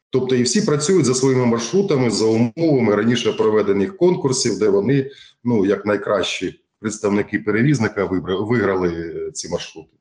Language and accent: Ukrainian; Ukraine; Ми жили у нашій вільній Україні.